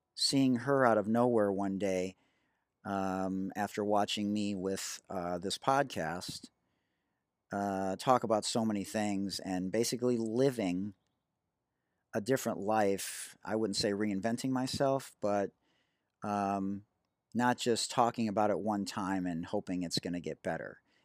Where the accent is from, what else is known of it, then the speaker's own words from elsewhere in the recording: Detroit, Michigan, United States; I'm from Detroit and I was integrated at fifth, in fifth grade going from a private Jewish day school to a public school